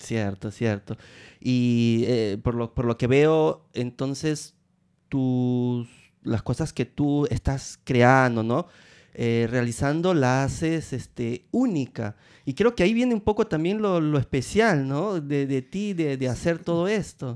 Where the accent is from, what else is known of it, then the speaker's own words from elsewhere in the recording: Peru; also born or lived in Rome, Italy; now in Italy; yo soy de Perú